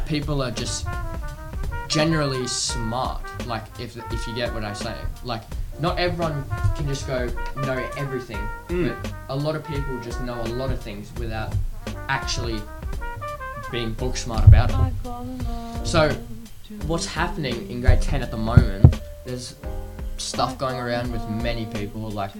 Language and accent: English; England, United Kingdom; Oh, well, okay, I'm English and my mum's Malaysian, so I'm like a crossbred.